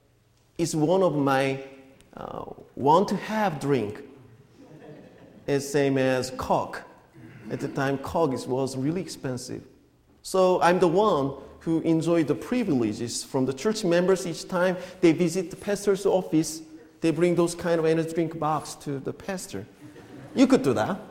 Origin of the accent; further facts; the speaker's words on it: South Korea; moved away as an adult; the church, is where I grew up in Korea